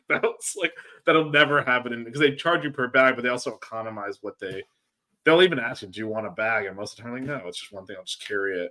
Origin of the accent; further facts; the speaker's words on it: Florida, United States; also born or lived in Washington, D.C.; I'm from Florida